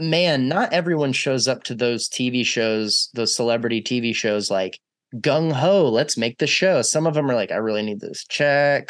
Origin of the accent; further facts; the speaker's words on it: Texas, United States; I was raised in Texas